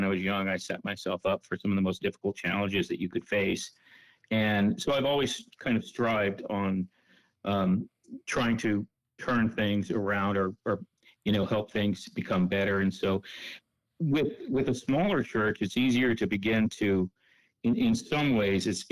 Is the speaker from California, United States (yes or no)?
yes; San Jose, California, United States; I grew up in Central California, in San Jose. Went to high school there